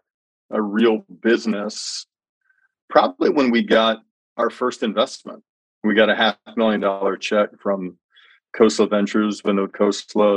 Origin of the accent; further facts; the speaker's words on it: Birmingham, Alabama, United States; I grew up in Birmingham, Alabama